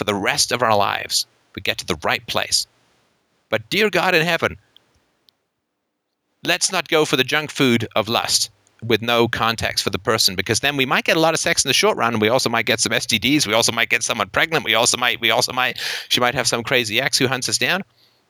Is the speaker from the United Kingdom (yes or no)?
yes; United Kingdom; I'm British and grew up with an anxious childhood